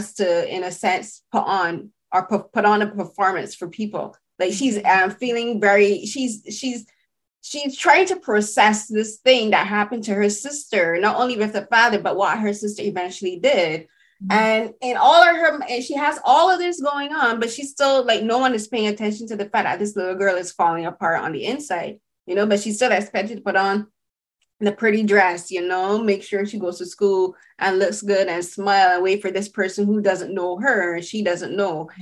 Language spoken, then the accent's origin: English; Barbados; So I'm from the Caribbean, I'm from Barbados